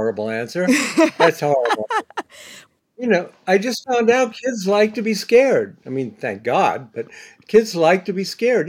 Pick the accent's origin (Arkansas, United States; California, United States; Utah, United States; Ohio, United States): Ohio, United States; Bexley; now in New York, United States; I went to Ohio State. I grew up in Bexley.